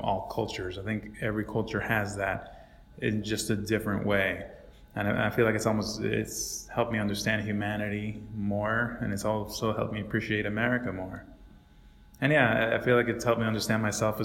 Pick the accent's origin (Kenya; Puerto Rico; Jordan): Puerto Rico; moved away as an adult; also born or lived in Iowa; I grew up in Puerto Rico and I moved to the United States when I was 18.